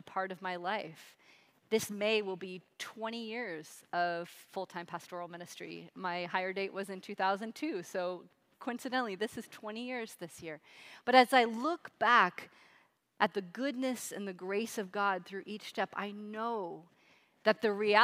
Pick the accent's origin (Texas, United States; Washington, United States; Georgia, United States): Washington, United States; Seattle; moved away; I grew up in Seattle, Washington area, all over Seattle